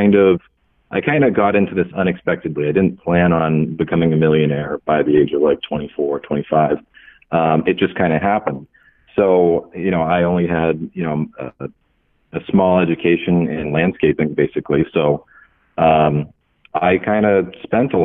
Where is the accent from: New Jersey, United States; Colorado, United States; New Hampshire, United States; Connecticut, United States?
New Hampshire, United States; I'm from New Hampshire